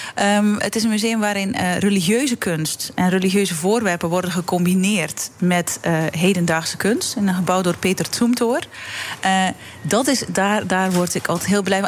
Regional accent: Belgium; now in Netherlands; België is eh, mijn land, eh, mijn geboorteland

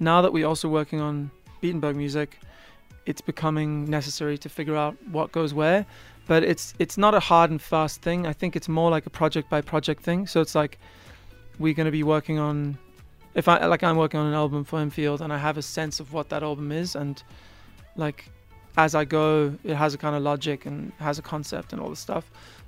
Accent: South Africa; as soon as I tell them I'm from South Africa, they pretend they can hear it.

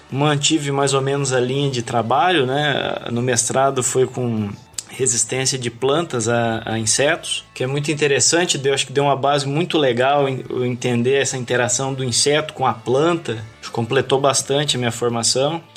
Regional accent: Assis, São Paulo, Brazil; moved away as an adult; also born or lived in Paraguaçu Paulista / Campo Verde, Mato Grosso / Sinop, Mato Grosso; now in Mato Grosso, Brazil; venho do, do estado de São Paulo, interior de São Paulo, Assis

